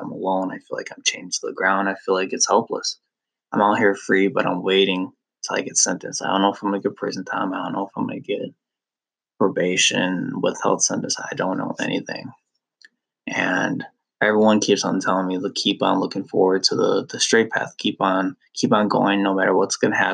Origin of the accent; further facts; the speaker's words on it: Lake Mills, United States; We all lived in my hometown of Lake Mills.